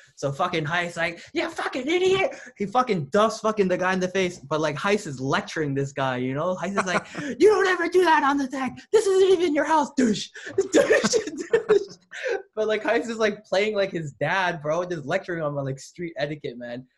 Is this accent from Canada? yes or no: yes; Lethbridge, Alberta, Canada; also born or lived in Toronto; now in Montreal, Canada; I was a kid from Lethbridge